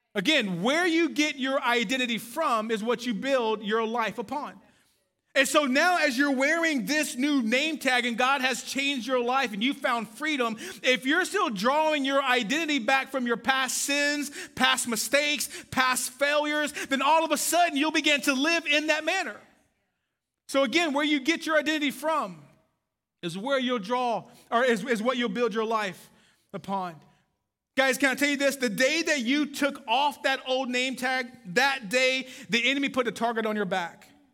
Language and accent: English; Waco, Texas, United States; moved away; I am from Waco, Texas